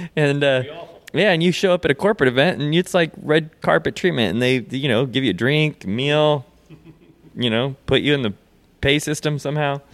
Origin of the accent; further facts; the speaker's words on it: Seattle, Washington, United States; now in Hollywood, United States; I live in Hollywood, California now, but I was, you know, I was brought up in Seattle